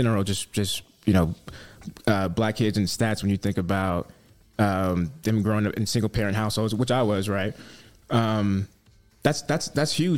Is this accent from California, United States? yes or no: yes; Bay Area, California, United States; moved away; I'm from the Bay Area and some rough areas